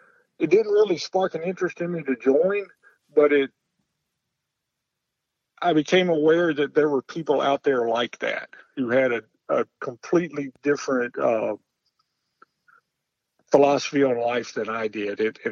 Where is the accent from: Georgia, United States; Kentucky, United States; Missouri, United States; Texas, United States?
Georgia, United States; North; I grew up in North Georgia.